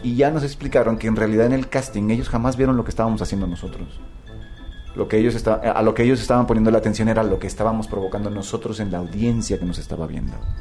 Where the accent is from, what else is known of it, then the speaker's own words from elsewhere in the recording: Ciudad Victoria, Tamaulipas, Mexico; de Ciudad Victoria, de Tamaulipas, de donde yo soy